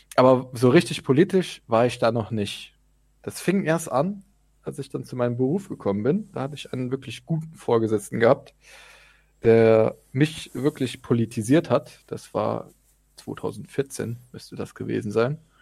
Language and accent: German; Zweibrücken, Rhineland-Palatinate, Germany; now in Hamburg, Germany; ich bin geboren in Zweibrücken, wohne in Hamburg